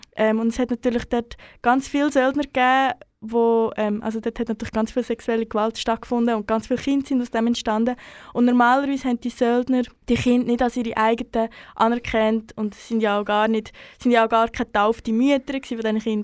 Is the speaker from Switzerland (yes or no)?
yes; Central Switzerland, Switzerland; moved away; also born or lived in Bern; in meinem Umfeld, wo ich aufgewachsen bin, recht ähm, festes Narrativ vorherrscht, dass ähm, die Schweiz oder spezifisch die Innerschweiz ähm, überhaupt nichts mit der Kolonialgeschichte zu tun hat